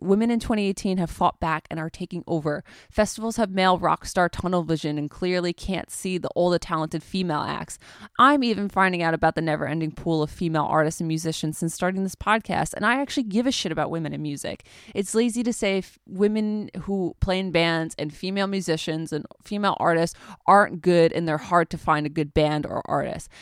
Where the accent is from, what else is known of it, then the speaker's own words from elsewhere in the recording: United States; I'm uncultured American swine